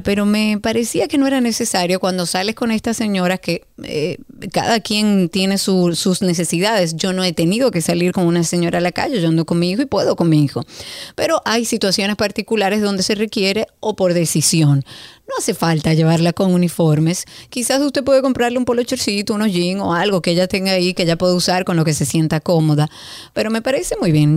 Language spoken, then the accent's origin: Spanish; Dominican Republic; yo soy dominicana